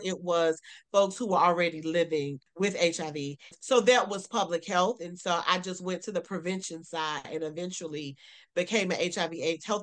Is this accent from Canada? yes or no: no; South Carolina, United States; also born or lived in Greensboro, North Carolina; I am a Southern girl. I'm from South Carolina.